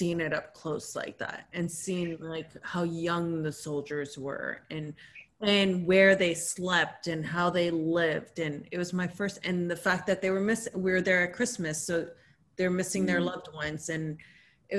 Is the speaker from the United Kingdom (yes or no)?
no; Canada; now in United States; I came from Canada.